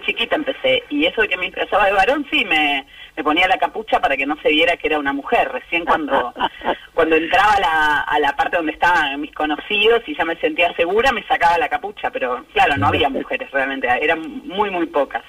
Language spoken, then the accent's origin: Spanish; San Isidro, Buenos Aires Province, Argentina; yo crecí en San Isidro y nos juntábamos en una esquina muy muy tradicional que hay en Acasuso